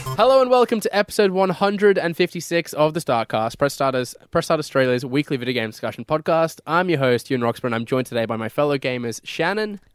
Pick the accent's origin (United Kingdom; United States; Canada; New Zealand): United Kingdom; moved away; my home country of the U K